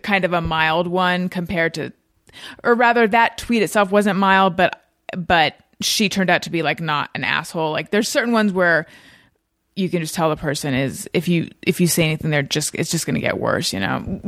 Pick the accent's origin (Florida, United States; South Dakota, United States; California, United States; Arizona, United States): California, United States; Orange County; moved away as an adult; also born or lived in Oakland, California / New York; I was born in Northern California, but I grew up in Orange County